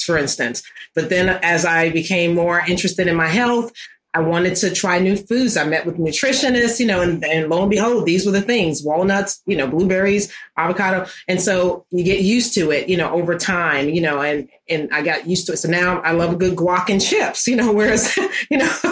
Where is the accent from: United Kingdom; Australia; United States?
United States; New York City, New York; when I was growing up in Harlem